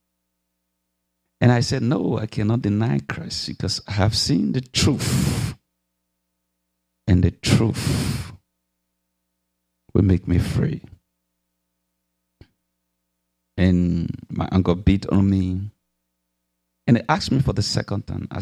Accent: Liberia; I'm from Liberia, West Africa.

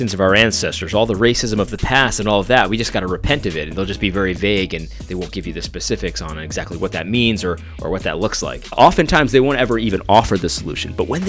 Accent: Brooklyn, New York, United States; Take it from me. I'm from Brooklyn.

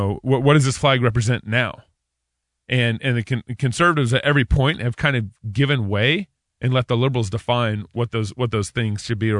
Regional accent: the South, United States; I'm from the South. There was blacks and whites on both sides of those definitions.

